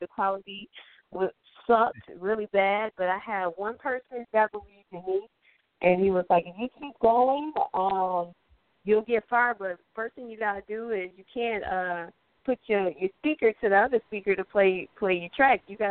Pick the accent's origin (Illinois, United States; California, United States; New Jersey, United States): Illinois, United States; Joliet; I'm actually from Joliet, Illinois, which is about 45 minutes away from Chicago.